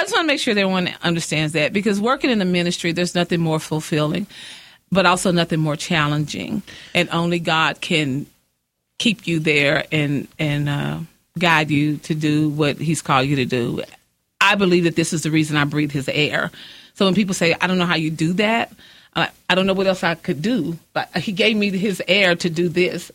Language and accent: English; Midland, Texas, United States; also born or lived in Odessa, Texas; I was born in Odessa, uh-huh. moved here in the ninth grade, went to Austin